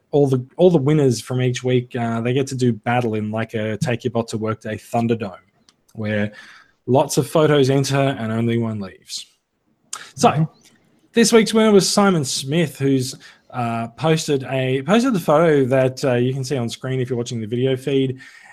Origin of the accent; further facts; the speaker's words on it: Victoria, Australia; I grew up with Safeway in Victoria